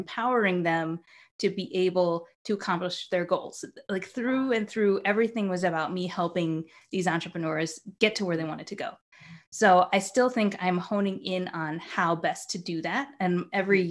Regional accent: New York, United States; also born or lived in Japan; I'm from New York

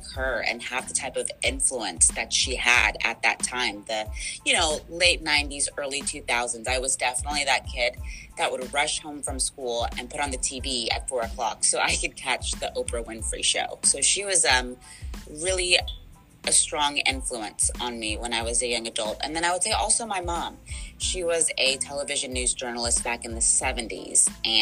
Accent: Houston, Texas, United States; moved away as an adult; also born or lived in North Carolina / Paducah, Kentucky / Victoria, Texas; I'm from the Houston area, so it means the world to me to be back living and working in this town

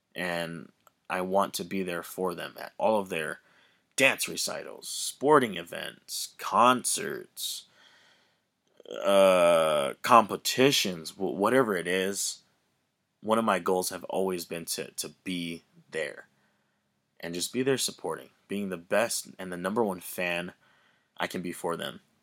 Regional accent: Hawaii, United States; I grew up in Hawaii, the beautiful islands of Hawaii.

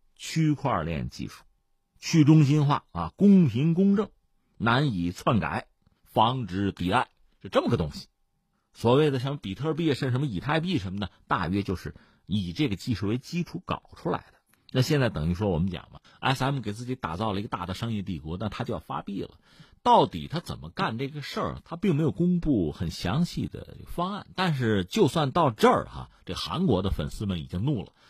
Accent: China; 你说我们中国人看着围观旁观，

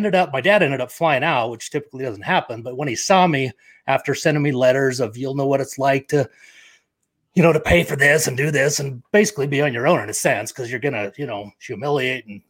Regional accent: Provo, Utah, United States; also born or lived in Victorville, California; now in Lindon, United States; grew up in Provo, Utah

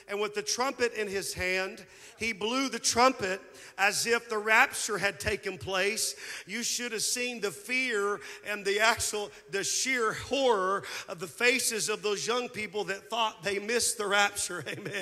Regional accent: Anthony, Kansas, United States; moved away; also born or lived in Moss Bluff, Louisiana; After the divorce, we moved from Moss Bluff, Louisiana, to a small town in Anthony, Kansas

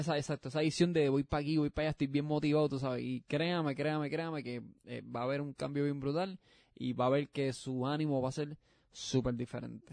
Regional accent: Puerto Rico; now in Florida, United States; yo soy puertorriqueño, yo soy pues. yo sé que hay gente de España que no escucha, pero eso quiero, yo soy puertorriqueño.

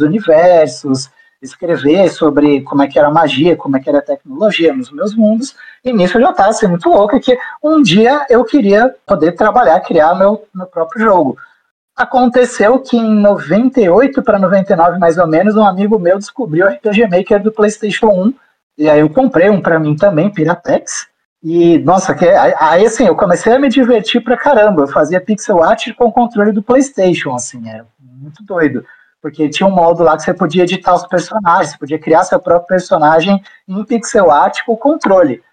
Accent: Brazil; sendo brasileiro

